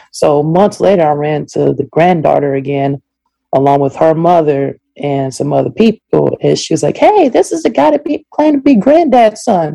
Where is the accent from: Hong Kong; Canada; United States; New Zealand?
United States; Ohio; moved away; also born or lived in Central Florida; originally I am from Ohio. So that's where I'm from, a small city in Ohio